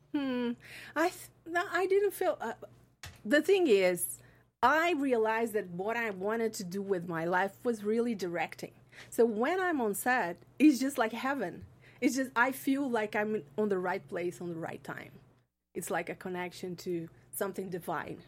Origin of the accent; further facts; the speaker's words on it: Brazil; moved away; I'm from Brazil.